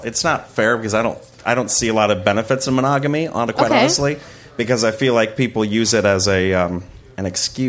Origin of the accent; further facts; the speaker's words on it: Iowa, United States; moved away; I grew up in the Midwest